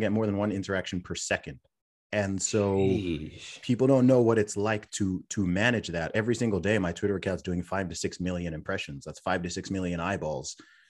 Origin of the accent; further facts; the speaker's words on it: Saudi Arabia; also born or lived in United Kingdom; originally from the UK, born in the UK, family background originally from Nigeria. I was raised in Saudi Arabia, went to an international/American school out there, which is why my accent confuses a lot of people.